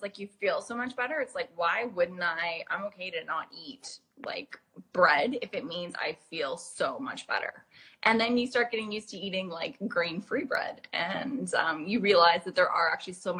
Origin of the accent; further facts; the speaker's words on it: Canada; moved away as an adult; now in London, United Kingdom; I grew up in Canada and I moved to London when I was about 21, 22.